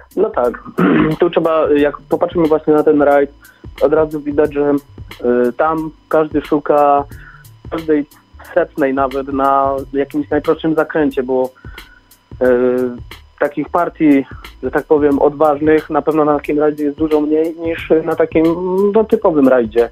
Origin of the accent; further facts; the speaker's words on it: Bielsko-Biała, Silesian Voivodeship, Poland; My jesteśmy też ze Śląska, z Bielska Białej